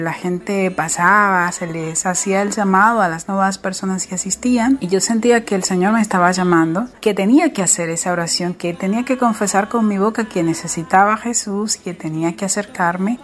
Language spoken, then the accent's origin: Spanish; Dominican Republic; now in Rosario, Argentina; Soy dominicana, pero actualmente resido en Argentina, en la ciudad de Rosario Santa Fe